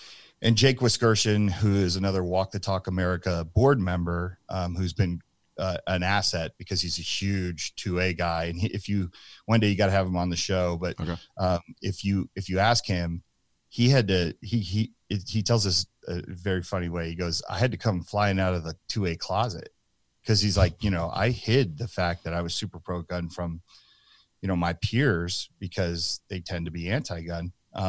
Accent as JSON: {"language": "English", "region": "New Jersey", "country": "United States", "moved": "yes", "said": "I'm from New Jersey"}